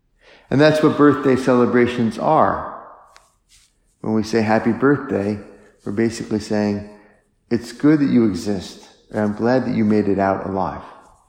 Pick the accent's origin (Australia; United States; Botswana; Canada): United States; French Lick, Indiana; this is awesome that Larry Bird is from French Lick, and I'm from French Lick, and people are proud